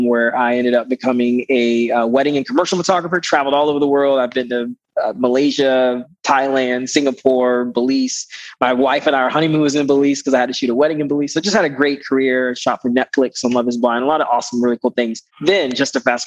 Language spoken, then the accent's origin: English; Panama; now in Greenville, United States; I live in Greenville, South Carolina. And I am originally from Panama, Central America